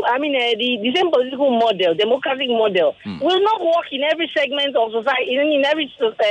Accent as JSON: {"language": "English", "region": "Edo", "country": "Nigeria", "moved": "yes", "lives_now": "Lagos, Nigeria", "said": "I'm from Edo."}